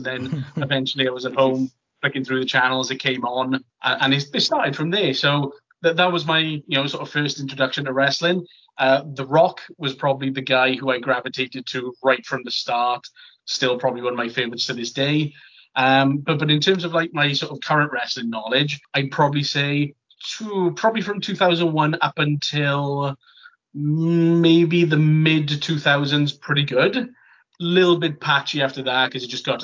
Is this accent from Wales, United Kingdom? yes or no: yes; Merthyr Tydfil, Wales, United Kingdom; I'm from Merthyr Tydfil